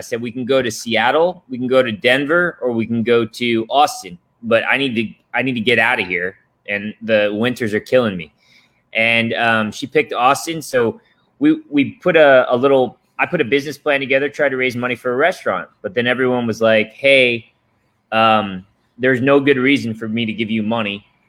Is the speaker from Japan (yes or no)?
yes; Japan; Not to mention growing up in Japan, where the Japanese culture is insanely disciplined.